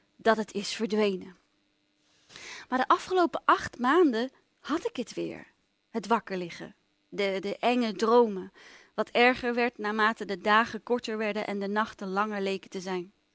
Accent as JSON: {"language": "Dutch", "town": "Amsterdam", "region": "North Holland", "country": "Netherlands", "tie": "born or raised there", "said": "ik ben opgegroeid in Amsterdam"}